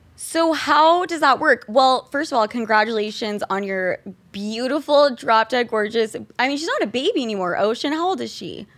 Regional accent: Utah, United States; We are both from Utah.

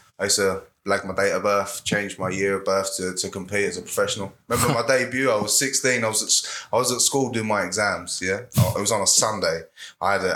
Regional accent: London, United Kingdom; moved away as an adult; now in Florida, United States; I'm from Southeast London. I'm living out here in Florida.

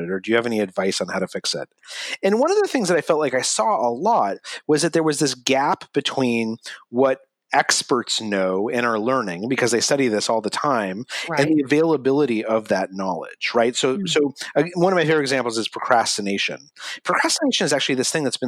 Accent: Albuquerque, New Mexico, United States; moved away; I grew up in Albuquerque, New Mexico

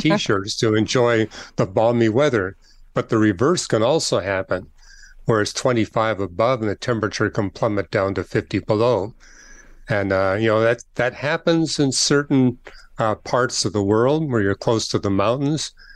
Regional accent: Canada; I'm from Canada

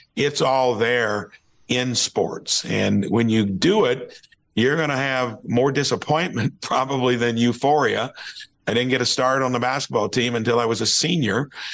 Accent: Jasper, Indiana, United States; I'm from Jasper, Indiana

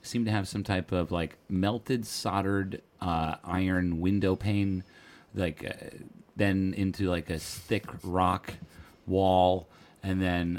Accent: Troon, Scotland, United Kingdom; I grew up in Troon. In this town of 10 to 15,000, 12,000?

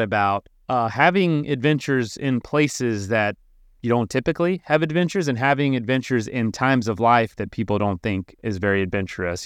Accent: Florida, United States; I'm from Florida

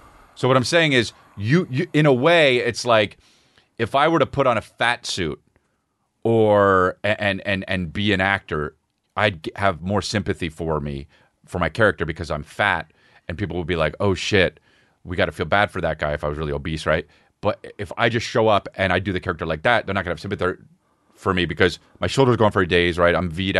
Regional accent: South Korea; you guys do have Korean food, right? Because I love food from my home country.

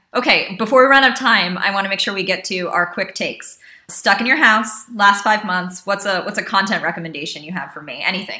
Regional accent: United States; as an American.

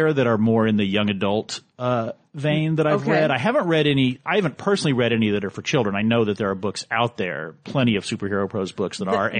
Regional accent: Houston, Texas, United States; moved away; I was born and raised in Houston.

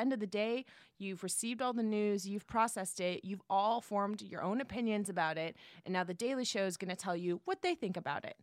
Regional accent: San Jose, California, United States; moved away; I'm from the Bay Area, San Jose, Okay. Silicon Valley

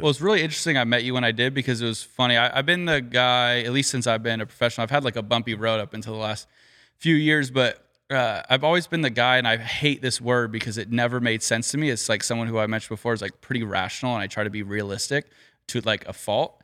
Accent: Southern California, United States; growing up in Southern California

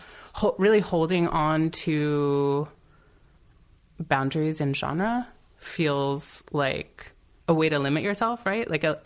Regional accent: Silver Spring, Maryland, United States; Silver Spring, Maryland.

